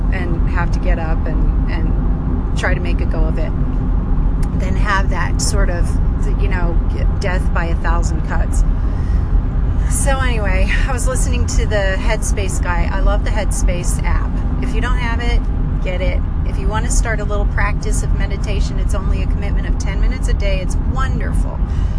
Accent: Great Lakes, United States; now in Texas, United States; I grew up in the Great Lakes

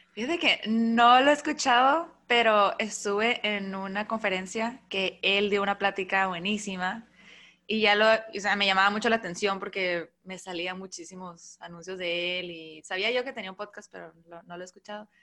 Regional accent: Mexicali, Baja California, Mexico; moved away as an adult; now in Tijuana, Mexico; yo soy de Mexicali, pero vivo en Tijuana ya hace cinco años. Me vine y pues allá hice todo

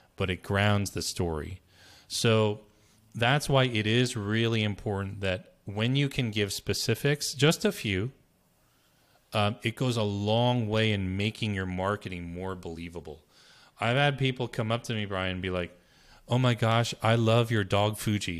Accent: Berkeley, California, United States; now in New Jersey, United States; I was born in Berkeley, California, and, you know, I moved to New Jersey

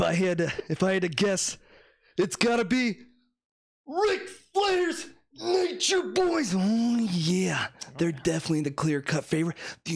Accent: Florida, United States; You know, I'm from Florida, okay?

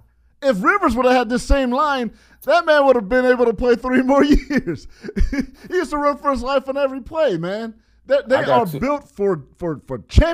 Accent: California, United States; I'm from California.

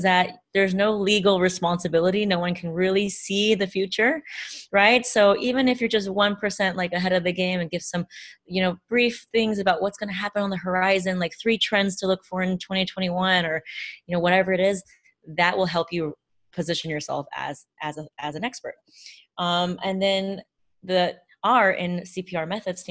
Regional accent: United States; I grew up in a bicultural household. I'm Chinese American.

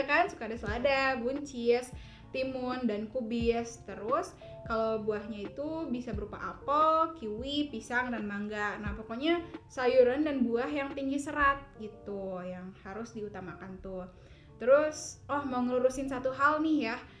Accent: Garut, West Java, Indonesia; now in Tasikmalaya, Indonesia; aku emang asal Garut

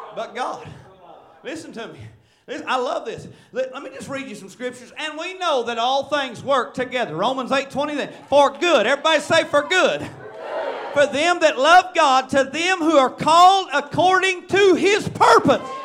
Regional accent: Marshall, Arkansas, United States; I'm from Searcy County, Arkansas, and Marshall

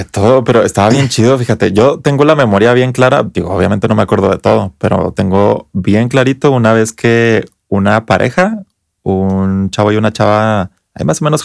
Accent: Chihuahua, Mexico; de la colonia eh, de Paseos de Chihuahua, que es de donde yo soy

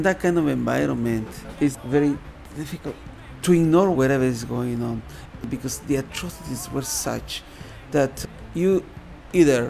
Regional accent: Guatemala; moved away as an adult; now in London, Canada; I came from Guatemala originally

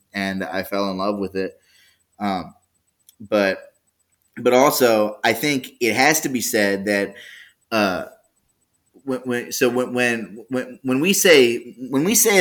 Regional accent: Baltimore, Maryland, United States; I'm from Baltimore City, born and raised

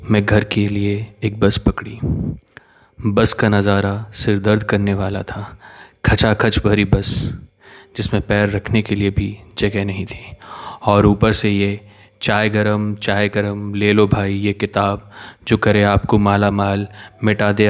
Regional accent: Neemuch, Madhya Pradesh, India; मैं मध्य प्रदेश के बहुत ही छोटे से ज़िले नीमच का रहने वाला हूँ

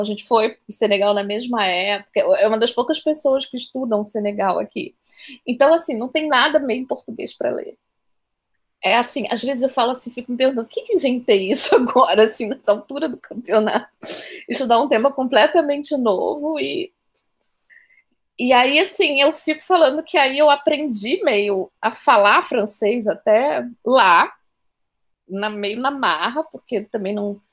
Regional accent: Rio de Janeiro, Brazil; moved away as an adult; now in Salvador, Brazil; Eu sou do Rio de Janeiro, mas a minha família é baiana e eu vim morar aqui na, em Salvador há mais ou menos 11 anos.

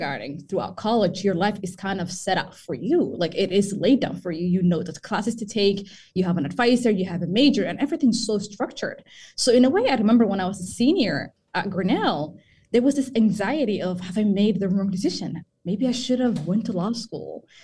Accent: Somaliland, Somalia; moved away; I am from East Africa, Somaliland

